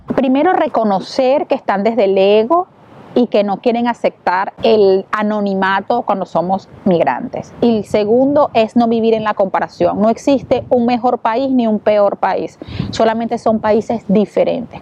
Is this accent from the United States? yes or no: no; Venezuela; moved away as an adult; now in Italy; Venezuela, que todos saben eh, la situación crítica y la crisis humanitaria que hay en mi país